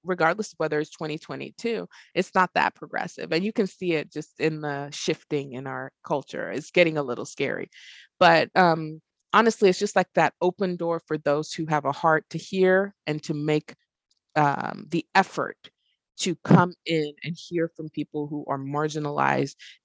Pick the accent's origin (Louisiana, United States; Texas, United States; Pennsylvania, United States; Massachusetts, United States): Texas, United States; now in Arkansas, United States; I live in Arkansas, you know, and I'm from Texas